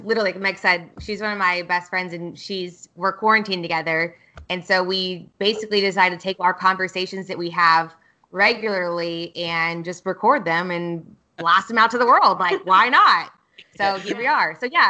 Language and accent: English; Kansas, United States; also born or lived in Austin; My short story, I've moved around a lot in the States. So I grew up in Kansas and I went to the University of Kansas.